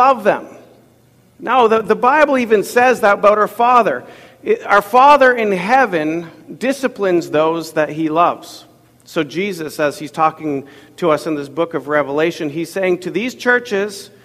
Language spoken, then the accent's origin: English; Ottawa, Ontario, Canada; moved away; I grew up in Ottawa, Ontario